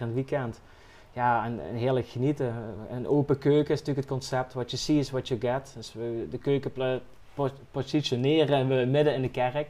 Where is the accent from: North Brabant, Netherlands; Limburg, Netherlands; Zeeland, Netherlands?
Limburg, Netherlands; Valkenburg; ik ben zelf uit Valkenburg